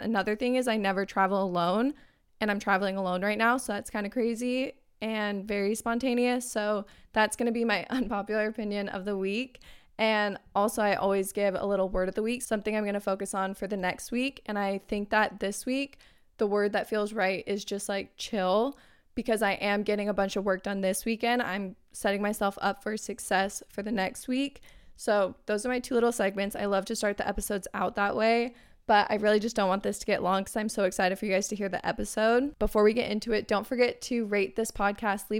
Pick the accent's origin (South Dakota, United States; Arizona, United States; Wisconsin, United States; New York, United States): Arizona, United States; I'm actually from Arizona